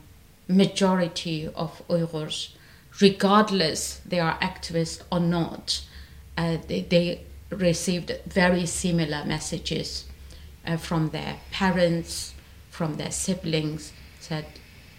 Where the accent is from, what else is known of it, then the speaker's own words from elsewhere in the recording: Ghulja, Xinjiang, China; moved away as an adult; I was in Gulja, in my hometown, in February 1997